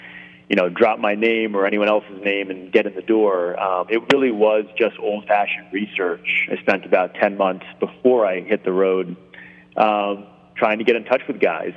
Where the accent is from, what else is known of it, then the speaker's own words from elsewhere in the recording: Rhode Island, United States; I grew up in Rhode Island